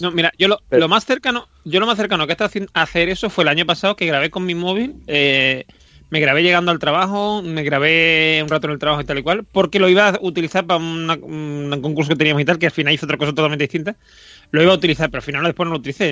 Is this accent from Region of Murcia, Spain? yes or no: no; Andalusia, Spain; Esta gente son de mi tierra